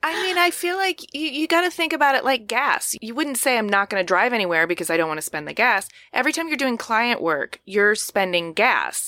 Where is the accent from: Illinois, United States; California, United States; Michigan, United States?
Michigan, United States; Ypsilanti; also born or lived in New York City; now in Los Angeles, United States; I'm from Ypsilanti originally